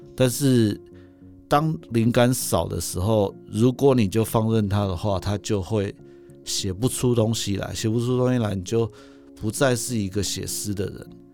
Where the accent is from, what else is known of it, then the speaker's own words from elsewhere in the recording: Taipei, Taiwan; also born or lived in Hualien; 我回到台北，因为我是台北人嘛。嗯。我其实在外，我其实在外县市只过了七年而已